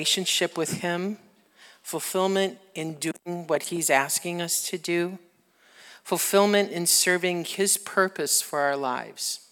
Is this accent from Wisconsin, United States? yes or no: yes; Wisconsin, United States; we're from Wisconsin